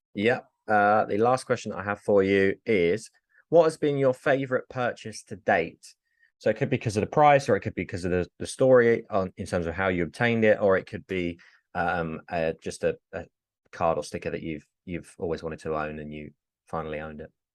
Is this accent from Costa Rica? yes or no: no; England, United Kingdom; I'm English